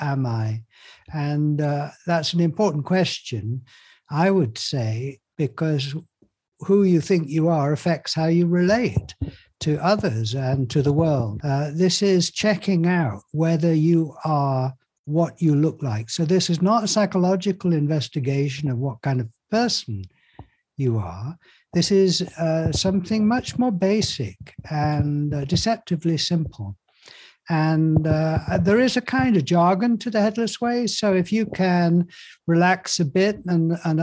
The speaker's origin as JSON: {"language": "English", "region": "Yorkshire and the Humber", "country": "United Kingdom", "tie": "born or raised there", "said": "I was brought up in Yorkshire"}